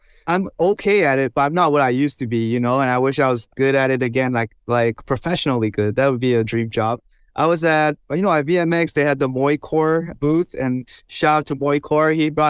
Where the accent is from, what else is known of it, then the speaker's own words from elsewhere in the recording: Toufen, Miaoli County, Taiwan; English is a second language; And we grew up in Taiwan over there. We had a little city called Toufen